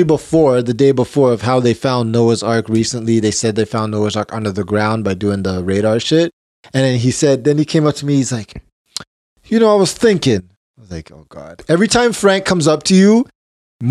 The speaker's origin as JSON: {"language": "English", "country": "Canada", "said": "I'm actually Canadian"}